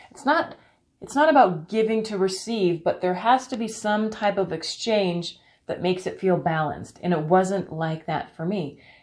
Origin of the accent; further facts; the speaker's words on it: Canada; I'm from Canada